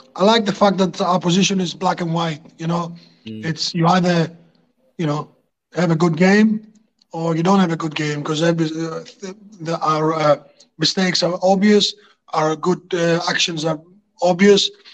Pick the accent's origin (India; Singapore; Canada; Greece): Greece; moved away as an adult; also born or lived in Hartlepool, England; I'm from Greece